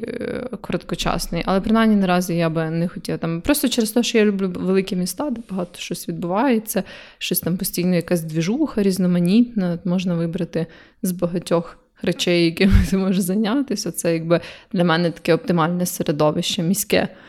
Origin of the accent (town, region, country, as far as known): Kyiv, Ukraine